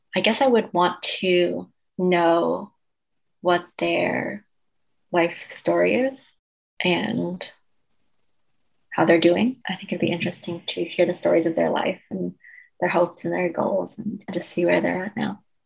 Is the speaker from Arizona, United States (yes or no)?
no; Cambridge, Massachusetts, United States; also born or lived in China; I grew up in Cambridge